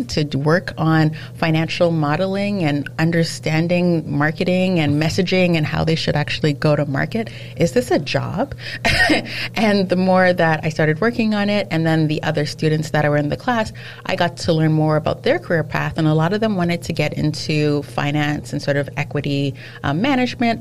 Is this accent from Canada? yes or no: yes; Canada; also born or lived in England / France; born and raised in Canada